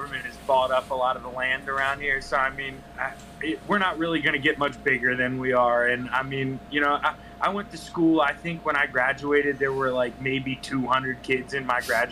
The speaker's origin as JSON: {"language": "English", "town": "Gettysburg", "region": "Pennsylvania", "country": "United States", "said": "it's where I'm from"}